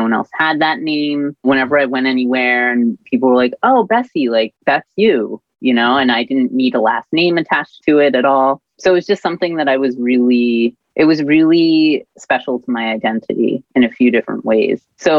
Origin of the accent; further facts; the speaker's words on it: New Jersey, United States; now in Montreal, Canada; I am originally from the United States. I'm from New Jersey, but I'm currently living in Jojage, which is historically a gathering place for many First Nations people, but today it's colonially known as Montreal.